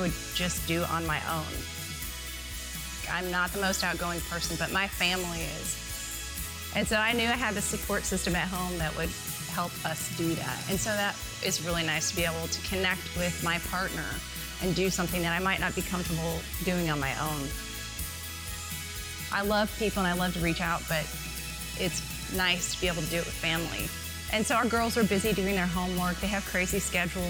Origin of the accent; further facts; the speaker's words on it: Midwest, United States; now in Arizona, United States; my experience growing up in the Midwest